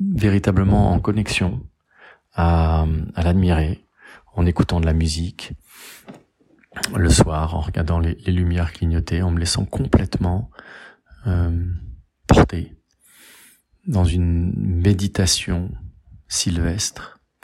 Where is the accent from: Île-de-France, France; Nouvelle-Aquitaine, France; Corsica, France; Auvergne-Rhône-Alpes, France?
Auvergne-Rhône-Alpes, France; Rillieux-la-Pape; now in Garches, France; je suis né à Rieux-la-Pape, dans le Rhône, le 12 août 1970. Je vis à Garches, dans les Hauts-de-Seine